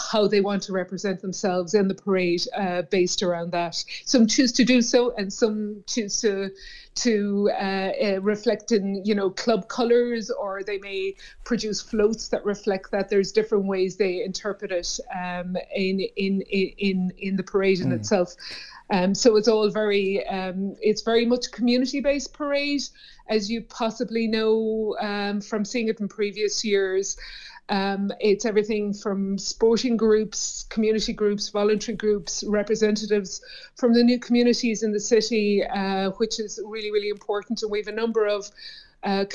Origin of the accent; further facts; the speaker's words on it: North Cork, Munster, Ireland; I grew up in a village in North Cork